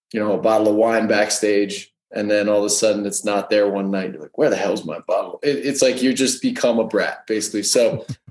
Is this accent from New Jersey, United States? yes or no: yes; New Jersey, United States; moved away as an adult; also born or lived in New York / Denver; I grew up in New Jersey